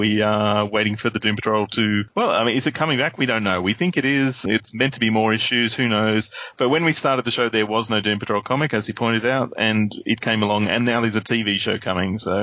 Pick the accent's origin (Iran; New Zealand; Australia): Australia; I'm Australian